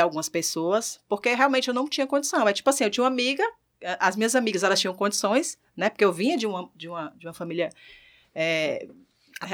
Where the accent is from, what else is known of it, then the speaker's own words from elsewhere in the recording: Ceará, Brazil; moved away as an adult; now in Natal, Brazil; Sou cearense e vim de lá para cá para gerenciar uma empresa